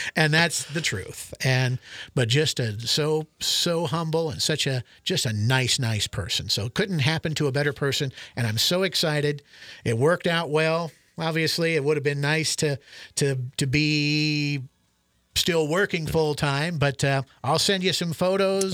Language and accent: English; Spalding, Nebraska, United States; moved away as an adult; also born or lived in Ord, Nebraska; now in Alliance, United States; my hometown of Spalding